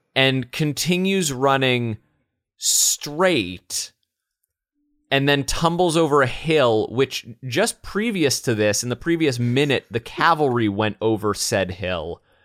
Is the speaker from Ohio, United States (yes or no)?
no; Los Angeles, California, United States; growing up in Los Angeles, as I did